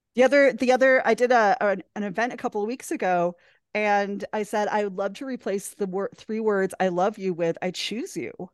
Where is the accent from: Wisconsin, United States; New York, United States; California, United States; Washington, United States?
Wisconsin, United States; We met in my hometown accidentally at a bowling alley